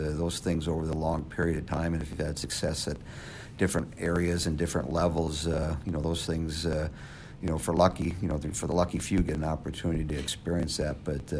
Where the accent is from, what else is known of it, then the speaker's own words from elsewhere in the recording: Madison, Wisconsin, United States; when I was growing up in Madison